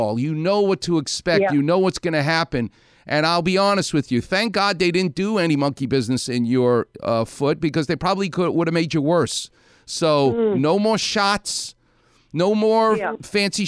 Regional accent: New York City, New York, United States; a New Yorker like me. I'm from Far Rockaway.

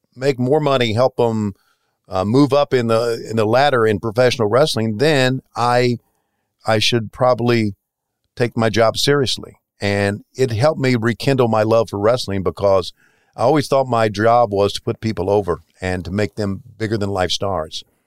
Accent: the South, United States; moved away as an adult; I left, uh, my hometown in nineteen eighty-one, so eight years before that, I'd uh, lived in a very redneck, uh, town in, uh, southern, in the South, in the hills

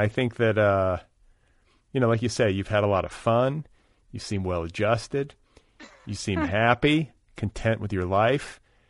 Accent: Midwest, United States; compared to the way that I grew up in the Midwest

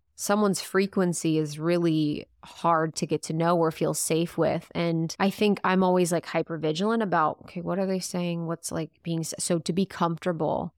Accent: Ohio, United States; moved away; also born or lived in Chicago; I'd lived in Chicago, I'm from the Midwest, from Ohio, so my voice was totally different

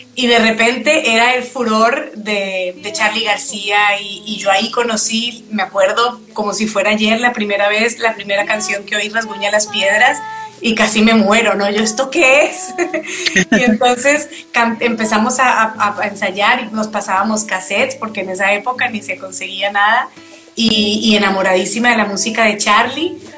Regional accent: Colombia; moved away as an adult; also born or lived in Boston; yo nací en Colombia, crecí en Colombia

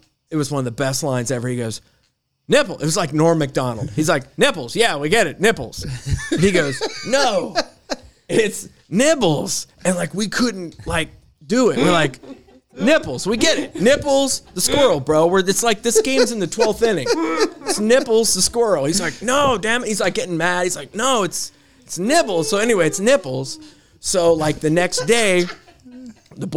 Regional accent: Marietta, Ohio, United States; I'm from Marietta

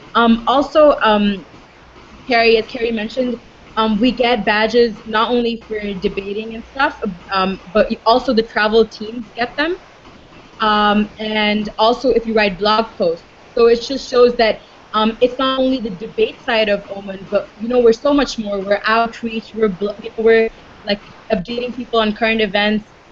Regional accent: Dubai, United Arab Emirates; I'm born and raised in Dubai

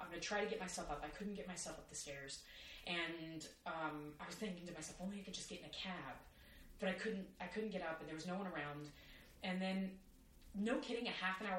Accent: Texas, United States; now in New York, United States; I am a Texan

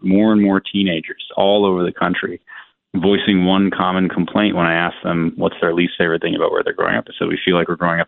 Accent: Hawaii, United States; Growing up in Hawaii, where I was one of the only white kids in my classes

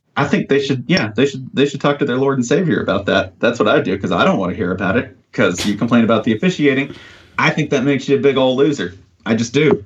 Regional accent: the South, United States; I'm from the South, but I wasn't raised like evangelical

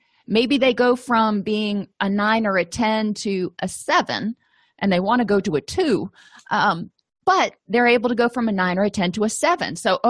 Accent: Florida, United States; moved away; I came from Florida where it was, you know, sunny all the time. And when I moved out of Florida, I realized that it's not that sunny a lot.

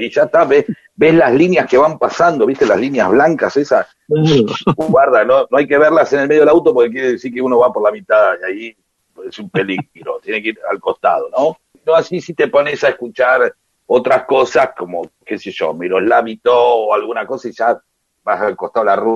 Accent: Rosario, Santa Fe, Argentina; Esto que les conté pasaba en Rosario, de donde soy oriundo.

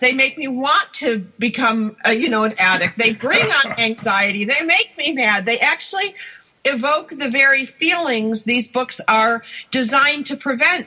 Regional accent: outside of Buffalo, New York, United States; I grew up outside of Buffalo

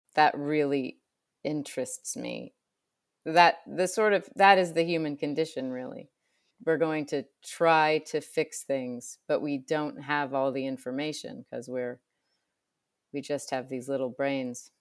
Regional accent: Illinois, United States; I grew up in Illinois

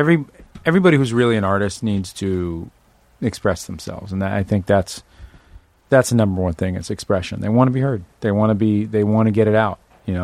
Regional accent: Manhattan, New York, United States; Manhattan, money-making.

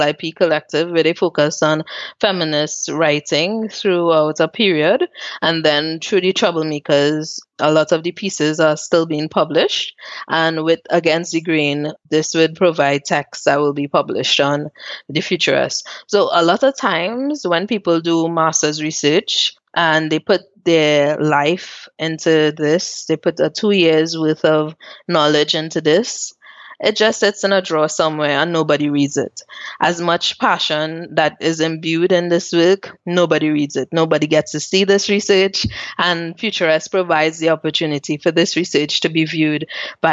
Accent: Trinidad & Tobago; moved away as an adult; also born or lived in Port of Spain, Trinidad and Tobago; now in Zurich, Switzerland; I grew up in Mova, which is a place that the news always portrays as one of the worst places

